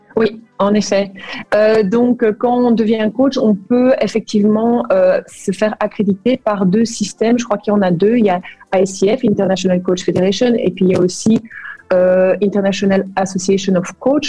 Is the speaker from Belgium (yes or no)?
yes; Brussels, Brussels-Capital Region, Belgium; moved away as an adult; also born or lived in Flemish Brabant / Kuala Lumpur, Malaysia; now in Liège Province, Belgium; je suis de Bruxelles